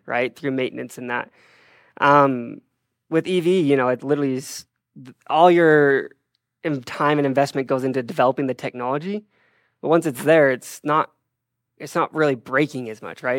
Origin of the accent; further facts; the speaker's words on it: Draper, Utah, United States; I grew up in Draper, Utah